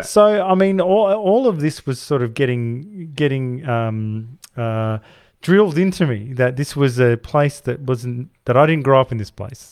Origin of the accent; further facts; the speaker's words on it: Perth, Western Australia, Australia; I come from Perth, the most isolated city in the world.